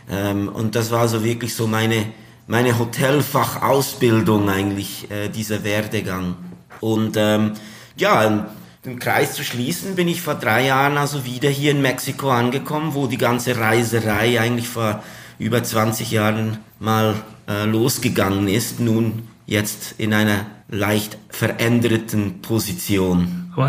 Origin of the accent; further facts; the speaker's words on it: Switzerland; Ja, also allgemein äh, ist es ja als Schweizer so, dass äh, wenn man vier Stunden zu Fuß geht, ist man ja schon im Ausland.